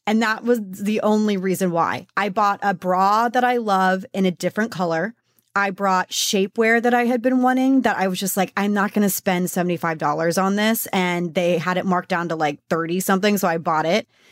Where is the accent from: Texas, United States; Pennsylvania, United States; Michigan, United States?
Texas, United States; I'm from Texas